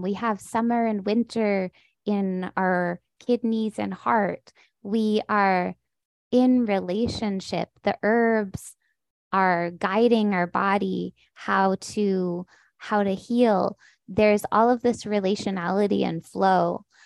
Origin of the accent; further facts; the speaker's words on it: San Diego, California, United States; I was born in San Diego